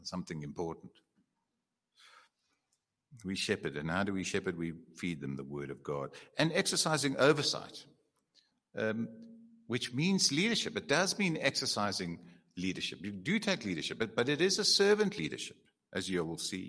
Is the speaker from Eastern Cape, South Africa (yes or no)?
yes; Eastern Cape, South Africa; I'm from the Eastern Cape.